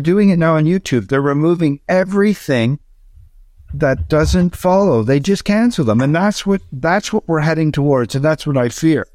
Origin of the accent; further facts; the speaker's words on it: Canada; go across Canada and show him my home country